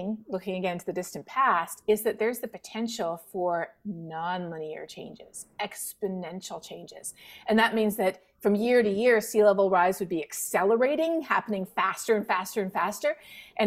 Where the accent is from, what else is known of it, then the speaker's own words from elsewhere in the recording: Toronto, Ontario, Canada; now in Texas, United States; I grew up not too far from Vermont. I'm from Toronto, so, you know, just over the border.